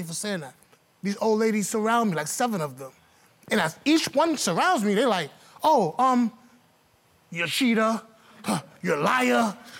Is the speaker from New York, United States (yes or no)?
yes; New York, United States; I'm born and raised in New York.